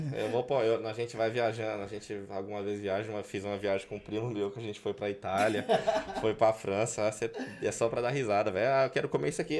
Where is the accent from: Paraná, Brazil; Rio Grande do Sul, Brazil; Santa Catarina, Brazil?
Paraná, Brazil; Goioerê; moved away as an adult; also born or lived in Moreira Sales, Paraná, Brazil; now in Madrid, Spain; com 4, 5 anos mudei para Goiuerê, onde vivi até os, até os 19 anos